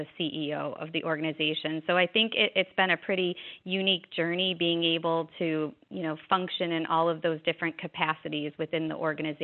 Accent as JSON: {"language": "English", "town": "Chicago", "region": "Illinois", "country": "United States", "tie": "born or raised there", "also_born_or_lived": "South Florida", "moved": "as an adult", "lives_now": "Fort Lauderdale, United States", "said": "I grew up in Illinois, in Chicago, in fact"}